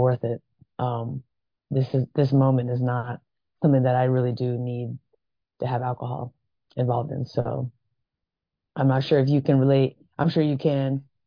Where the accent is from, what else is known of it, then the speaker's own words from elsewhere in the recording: Vancouver, Washington, United States; moved away as an adult; also born or lived in Atlanta, Georgia; When I was around seven years old, moved to Vancouver, Washington. Grew up there most of my uh, early childhood